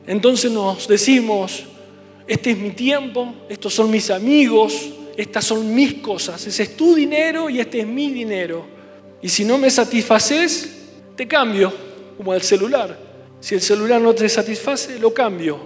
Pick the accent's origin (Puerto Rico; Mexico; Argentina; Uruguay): Argentina; Mendoza; como mendocinos